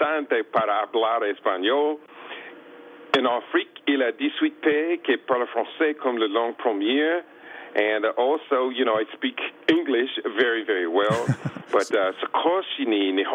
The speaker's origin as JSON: {"language": "English", "area": "Columbus", "region": "Ohio", "country": "United States", "tie": "born or raised there", "said": "I was born in Columbus, Ohio. At the age of 5, our family moved out into the countryside"}